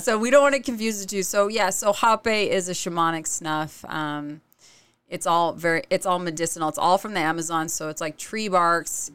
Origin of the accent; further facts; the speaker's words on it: Oregon, United States; moved away as an adult; also born or lived in Utah; now in Lehi, United States; I'm from Oregon originally